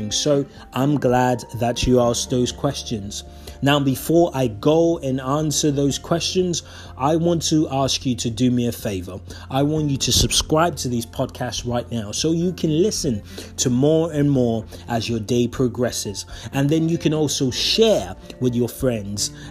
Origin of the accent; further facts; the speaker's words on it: Nigeria; moved away as an adult; now in United Kingdom; I was born in Nigeria. I spent 18 years of my life, so I was a grown up man before I left that beautiful country to live in the UK